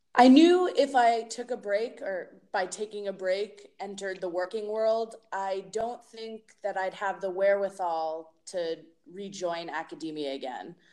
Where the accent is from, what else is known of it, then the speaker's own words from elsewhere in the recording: Massachusetts, United States; moved away as an adult; now in Portland, Oregon, United States; I was born and raised in Massachusetts